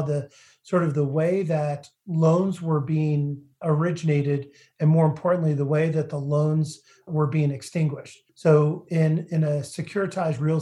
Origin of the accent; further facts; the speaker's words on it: New Hampshire, United States; I grew up in New Hampshire, part of a real estate family